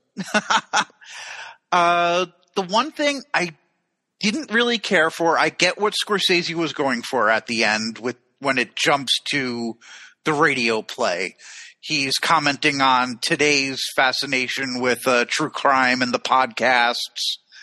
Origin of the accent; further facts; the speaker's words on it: United States; from America